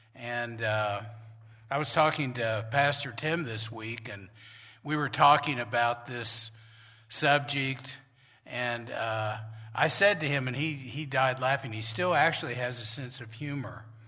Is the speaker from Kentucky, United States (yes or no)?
no; Norman, Oklahoma, United States; the church I grew up with in Norman, Oklahoma